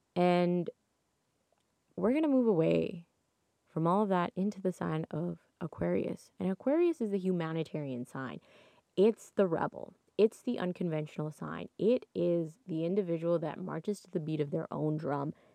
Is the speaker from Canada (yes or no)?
yes; Toronto, Ontario, Canada; I'm from Toronto. And so, where I, I, born and raised in Toronto, true blue Toronto girl.